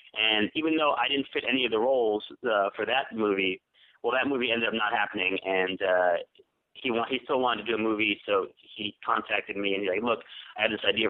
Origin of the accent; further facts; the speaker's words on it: New York, United States; moved away as an adult; now in Los Angeles, United States; I grew up in New York. I moved out here to L.A. I live in Los Angeles